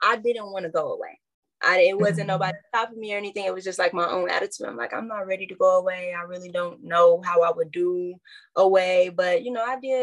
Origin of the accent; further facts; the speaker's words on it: Calumet City, Illinois, United States; I grew up in Calumet City, Illinois